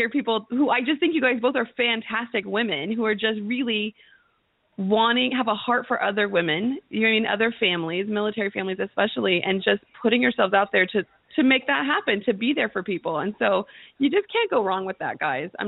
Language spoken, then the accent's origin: English; Arizona, United States; I'm from Arizona